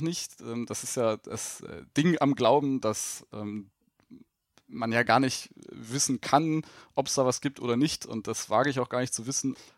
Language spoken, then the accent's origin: German; Germany; bei uns in Deutschland